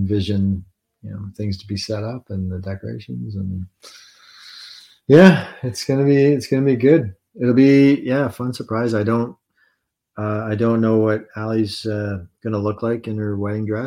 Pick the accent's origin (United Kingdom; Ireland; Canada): Canada; Englehart, Ontario; moved away; we just came back from a trip up north to my hometown of Englehart